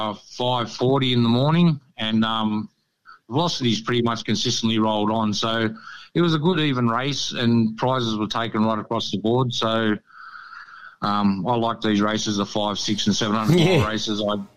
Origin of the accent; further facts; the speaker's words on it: Sydney, New South Wales, Australia; also born or lived in Canberra / Central Coast; now in Queensland, Australia; I grew up in Sydney